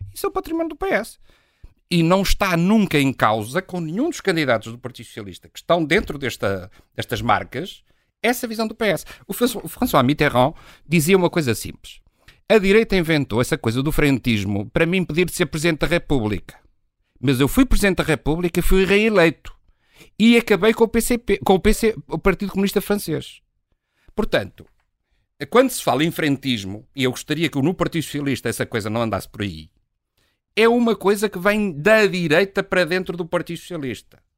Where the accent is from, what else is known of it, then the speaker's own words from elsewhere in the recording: Trás-os-Montes, Portugal; Eu sou transmontano